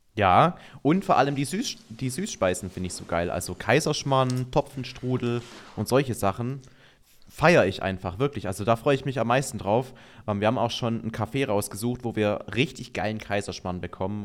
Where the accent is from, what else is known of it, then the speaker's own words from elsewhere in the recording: Baden-Württemberg, Germany; now in Allgäu, Germany; ich komme aus Baden-Württemberg, da gibt es eigentlich kein Weihnachten ohne Spätzle.